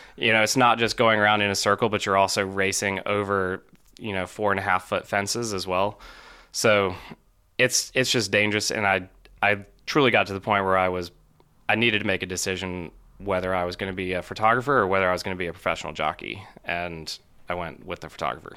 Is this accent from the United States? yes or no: yes; Charlotte, North Carolina, United States; I grew up in Charlotte, North Carolina